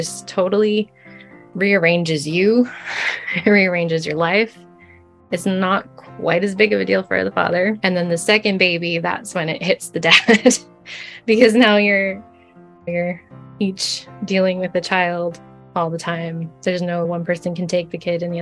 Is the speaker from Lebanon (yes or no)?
no; Canada; I'm from Canada.